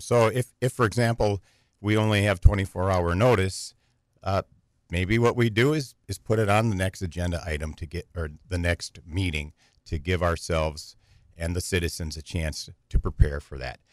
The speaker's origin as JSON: {"language": "English", "town": "Green Bay", "region": "Wisconsin", "country": "United States", "tie": "born or raised there", "moved": "as an adult", "lives_now": "Wausau, United States", "said": "I grew up in Green Bay"}